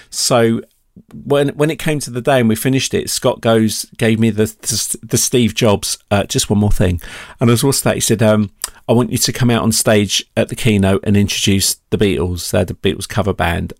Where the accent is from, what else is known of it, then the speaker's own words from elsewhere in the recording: United Kingdom; being British